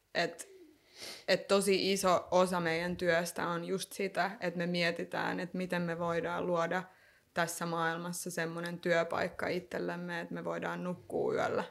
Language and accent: Finnish; Lahti, Päijät-Häme, Finland; also born or lived in North Karelia; mä oon syntynyt Pohjois-Karjalassa ja sit mä oon kasvanut Lahdessa, anteeksi Lahessa